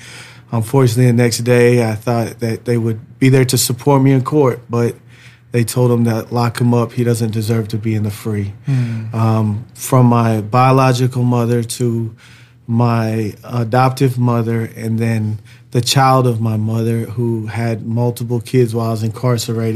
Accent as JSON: {"language": "English", "town": "St. Paul", "region": "Minnesota", "country": "United States", "tie": "born or raised there", "said": "I was born in St. Paul, Minnesota."}